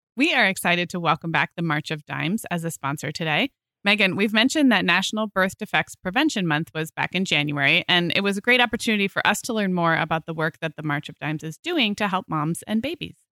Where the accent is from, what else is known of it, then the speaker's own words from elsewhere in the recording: Santa Barbara, California, United States; moved away; my hometown in Santa Barbara